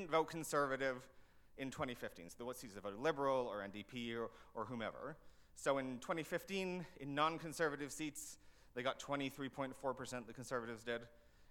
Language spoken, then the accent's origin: English; Canada; as a Canadian